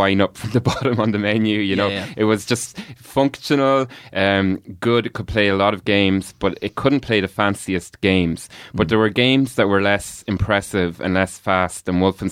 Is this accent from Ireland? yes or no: yes; Kells, Leinster, Ireland; we grew up in Kells